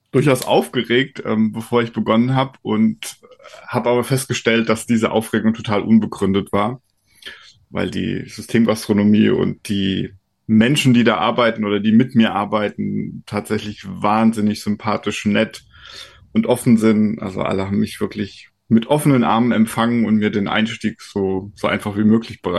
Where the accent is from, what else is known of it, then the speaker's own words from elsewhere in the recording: Kaiserslautern, Rhineland-Palatinate, Germany; born there; now in Brandenburg, Germany; Ich bin in Kaiserslautern geboren, das liegt in Rheinland-Pfalz.